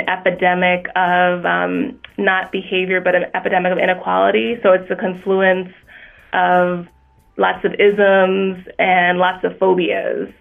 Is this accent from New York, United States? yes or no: yes; New York City, New York, United States; I'm originally from Brooklyn, New York.